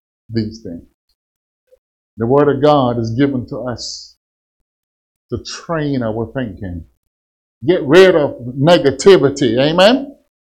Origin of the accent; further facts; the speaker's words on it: Kansas, United States; I'm from Kansas